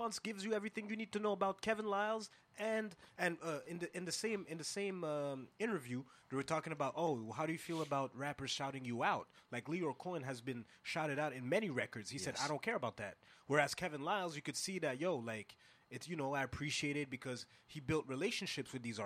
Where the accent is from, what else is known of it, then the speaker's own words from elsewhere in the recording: Montreal, Quebec, Canada; I'm from Montreal